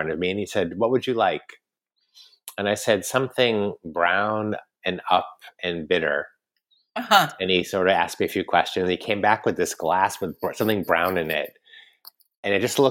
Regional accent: United States; moved away as an adult; now in France; I'm American

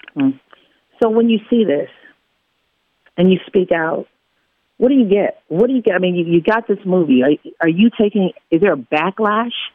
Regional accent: Baltimore, Maryland, United States; I'm a kid from Baltimore who grew up watching you

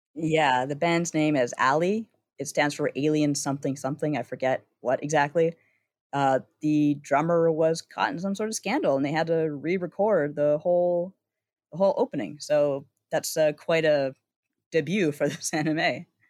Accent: Canada; as a Canadian

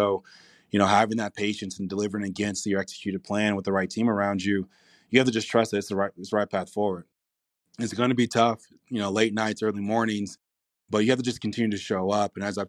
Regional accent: Compton, California, United States; You know, I grew up in Compton, California.

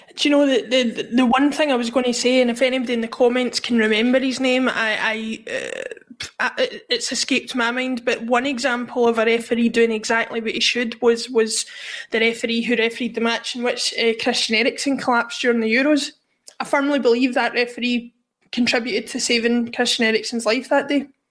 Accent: Glasgow, Scotland, United Kingdom; growing up in Glasgow at the time

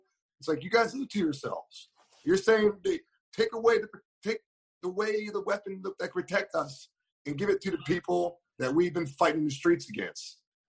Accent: New York, United States; we're New Yorker, man.

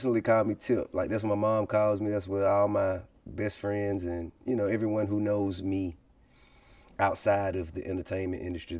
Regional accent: Atlanta, Georgia, United States; I'm from Bankhead. I'm from the West Side, Zone One. I went to Grove Park Elementary School.

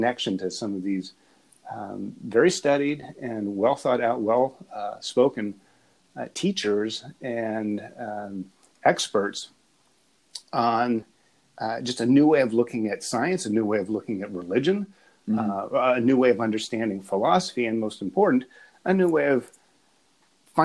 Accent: Appalachia, United States; I grew up in Appalachia, but I was raised in academia.

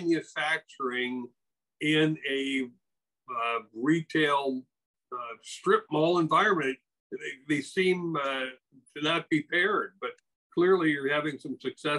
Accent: Wisconsin, United States; moved away; I grew up in Wisconsin

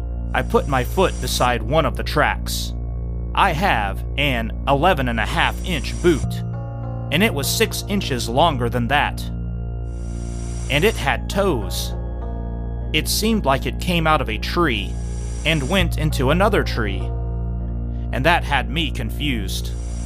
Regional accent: Montana, United States; I'm from Montana, where we have elk, bear, moose, and rams when they are mating.

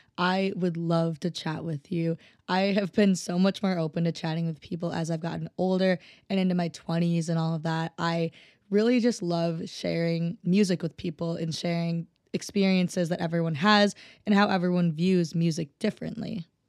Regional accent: Minnesota, United States; I'm from Minnesota

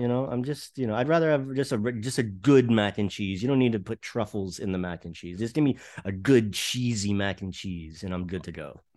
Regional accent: South Florida, United States; growing up in South Florida

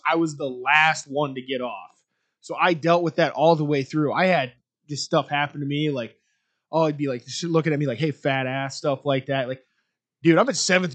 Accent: Iowa, United States; I'm from Albernette, Iowa. Like Dean said, I went to high school with him

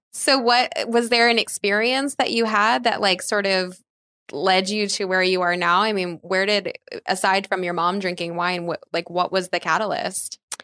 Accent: East Coast, United States; I grew up on the East Coast

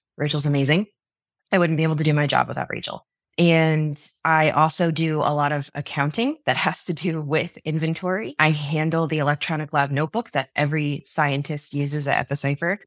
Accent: New York, United States; moved away as an adult; I grew up in New York for the first twenty-two years of my life

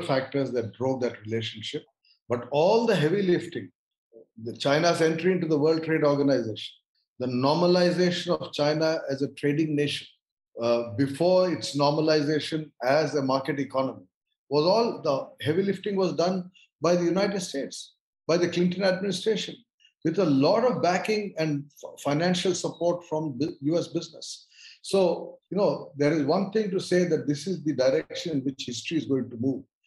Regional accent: India; I look at all of these issues as an Indian, i do not claim to be anything beyond being an Indian

